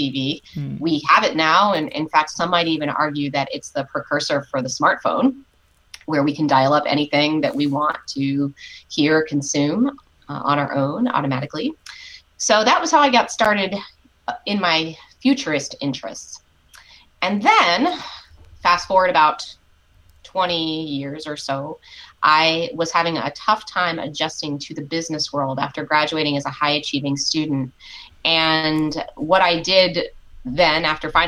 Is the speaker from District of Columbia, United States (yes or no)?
yes; Washington, District of Columbia, United States; When I was 12 years old, I was growing up in Washington, D.C.